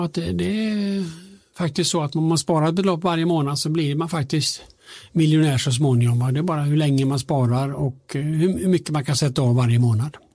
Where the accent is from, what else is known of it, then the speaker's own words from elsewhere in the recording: Alingsås, Västra Götaland, Sweden; now in Stockholm, Sweden; jag kommer från Alingsås, alltså, bor i Stockholm